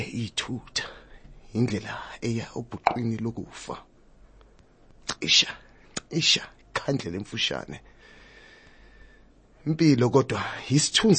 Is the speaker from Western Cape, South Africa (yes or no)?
no; Soweto, Gauteng, South Africa; first language Zulu; English is a second language; also born or lived in Johannesburg; I grew up in Soweto and around Joburg, yes. But in Soweto